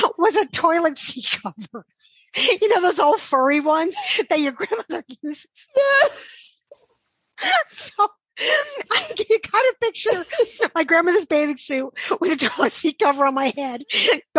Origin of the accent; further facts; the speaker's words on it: Shawangunk Mountains, New York, United States; I grew up in the Shawanga Mountains